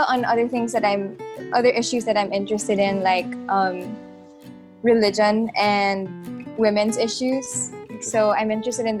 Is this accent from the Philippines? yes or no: yes; Manila, Metro Manila, Philippines; also born or lived in Singapore; I was born in Manila. Lived here my whole life, except for. Born and raised, but I lived for 3 years in Singapore actually as a kid